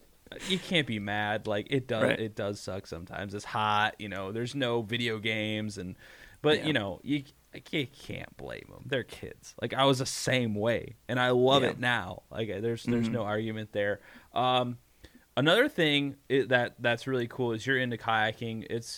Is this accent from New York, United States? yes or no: no; Ohio, United States; I'm from Ohio.